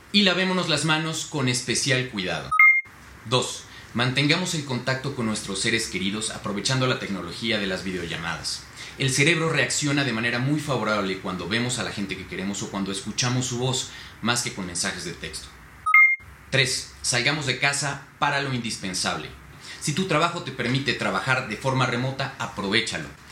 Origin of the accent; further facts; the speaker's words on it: Mexico; como los mexicanos lo sabemos hacer